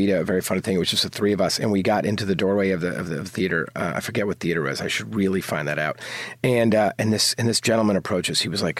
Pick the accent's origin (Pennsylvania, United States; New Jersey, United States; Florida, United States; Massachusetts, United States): New Jersey, United States; New Providence; New Providence, New Jersey. It's actually where Win Win is set.